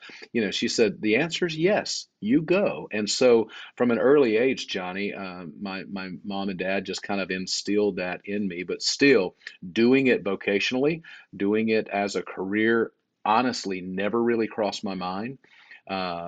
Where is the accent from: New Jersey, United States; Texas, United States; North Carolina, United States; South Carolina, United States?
South Carolina, United States; born and raised in South Carolina, raised in the church